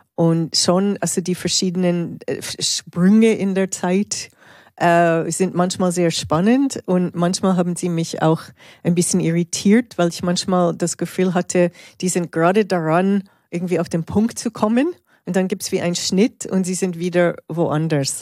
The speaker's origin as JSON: {"language": "German", "country": "Canada", "moved": "yes", "lives_now": "Switzerland", "said": "als in der Schweiz lebende Kanadierin"}